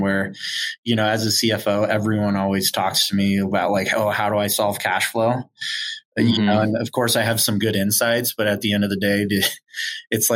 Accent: Southern California, United States; now in Utah, United States; I grew up in Southern California, but I'm from Utah now.

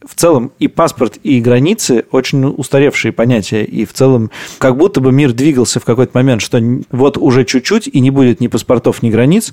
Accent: Russia; moved away as an adult; Россию как место, где ты родился, и где у тебя очень много хороших людей, и э, где ты воспитался

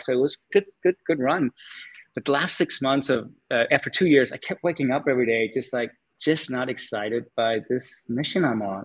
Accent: Denmark; moved away as an adult; also born or lived in California; I was born and raised in Denmark

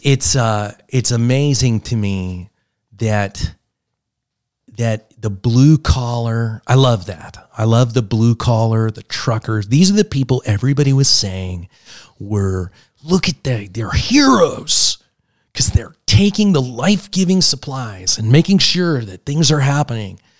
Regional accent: Pittsburgh, Pennsylvania, United States; I grew up in Pittsburgh

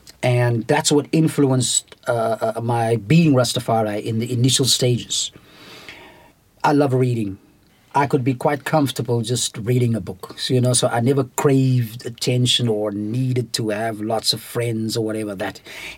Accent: Knysna, Western Cape, South Africa; In Knysna, because that time I was at school

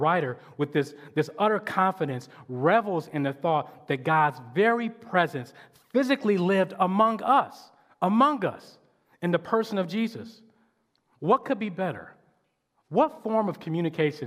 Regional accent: Detroit, Michigan, United States; I grew up in Detroit, over on off the east side

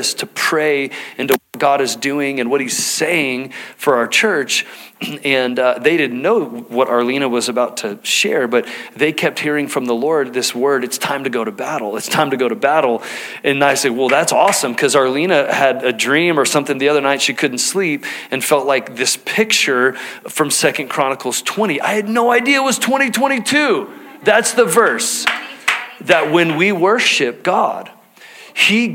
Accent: Texas, United States; now in Salt Lake County, United States; growing up in Texas, all right, hunting was just a part of how we spent our free time as a family

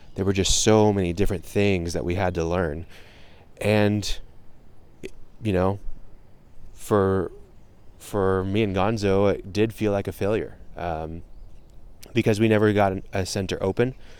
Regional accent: United States; first language English; I grew up in America. I, I am Moroccan, but I, English is my first language.

